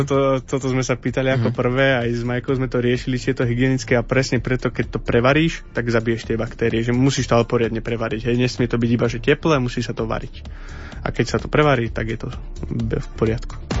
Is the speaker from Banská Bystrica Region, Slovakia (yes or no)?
yes; Lučenec, Banská Bystrica Region, Slovakia; moved away as an adult; now in Prague, Czech Republic; som z Lučenca, ale už žijem v Prahe